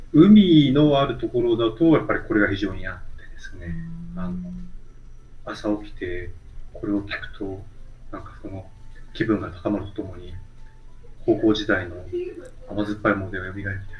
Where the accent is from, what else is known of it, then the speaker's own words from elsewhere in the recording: Tokyo, Japan; 東京で生まれ育った人間なんで